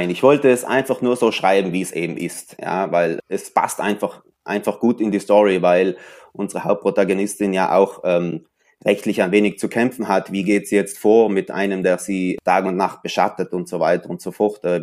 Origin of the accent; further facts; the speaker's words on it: Merano, Trentino-Alto Adige, Italy; born there; Also ich bin eigentlich in Meran wirklich hier geboren, in dieser Stadt. Dann ist meine Familie natürlich ein paar Mal umgezogen und so weiter und so fort.